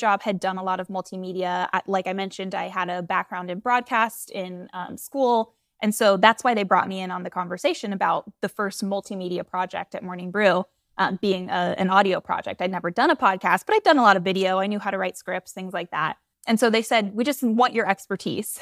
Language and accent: English; Florida, United States; I'm from Florida. Um, I always say the, the Georgia part of Florida, not the beach part of Florida